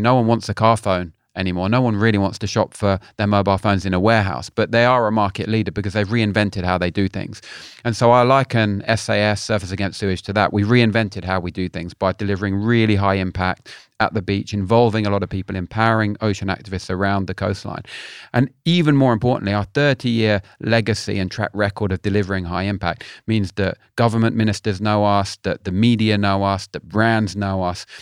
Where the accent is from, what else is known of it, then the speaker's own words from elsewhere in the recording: London, United Kingdom; now in Cornwall, United Kingdom; I live in Cornwall, but I'm a, I'm a Londoner originally.